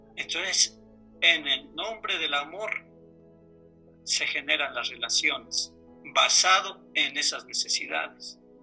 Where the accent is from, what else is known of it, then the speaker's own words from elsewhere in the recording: Mexico; como buen mexicano